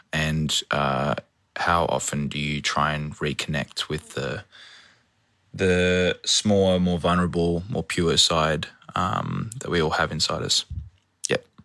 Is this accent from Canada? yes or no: no; Canberra, Australian Capital Territory, Australia; Canberra, which is my hometown